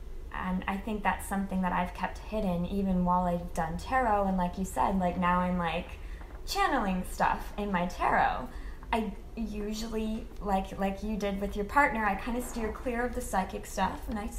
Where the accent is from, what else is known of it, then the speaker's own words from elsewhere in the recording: the Bible Belt, United States; For me, the fears come from growing up in the Bible Belt